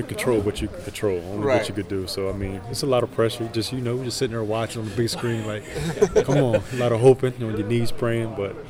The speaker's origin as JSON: {"language": "English", "region": "New Jersey", "country": "United States", "said": "No, I'm from New Jersey."}